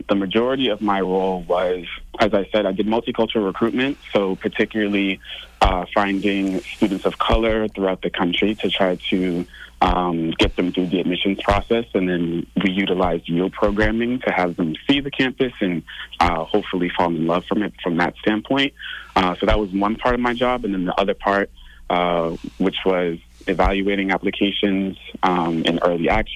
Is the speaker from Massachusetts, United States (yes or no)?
yes; Stoughton, Massachusetts, United States; I am originally from Stoughton, Massachusetts